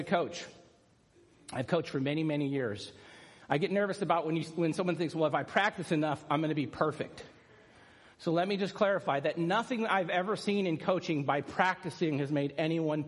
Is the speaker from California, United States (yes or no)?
yes; San Clemente, California, United States; San Clemente, which is my hometown beach